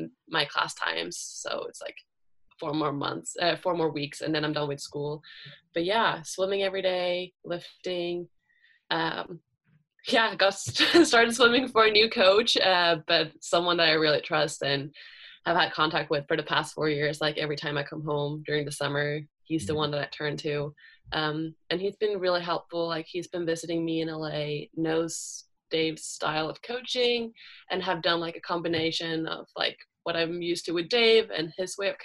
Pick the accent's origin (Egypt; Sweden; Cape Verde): Sweden; moved away as an adult; also born or lived in Los Angeles, United States; my hometown